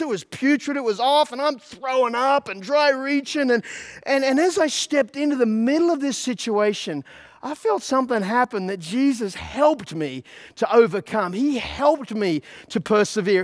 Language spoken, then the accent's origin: English; Australia; now in United States; I'm an Australian, right? I'm living in America